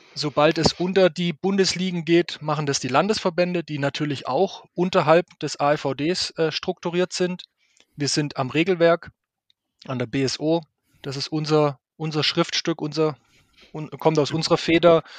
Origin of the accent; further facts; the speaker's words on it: Stuttgart, Baden-Württemberg, Germany; ich kenne das als Stuttgarter